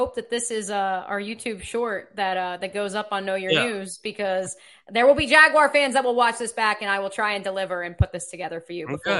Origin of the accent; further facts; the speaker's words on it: United States; I'm American.